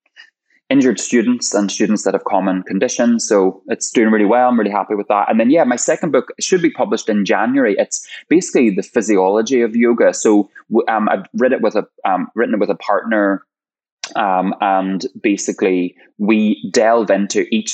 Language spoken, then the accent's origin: English; Ireland; I'm Irish